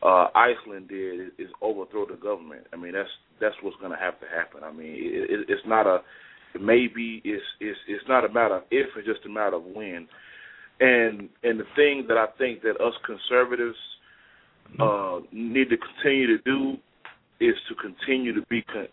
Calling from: Fort Worth, Texas, United States; I'm calling from Fort Worth, Texas, man.

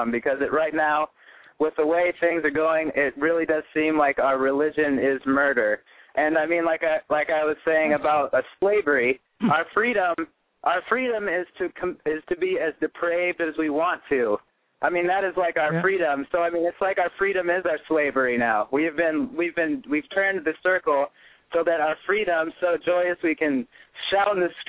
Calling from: Midwest, United States; I'm calling from the Midwest.

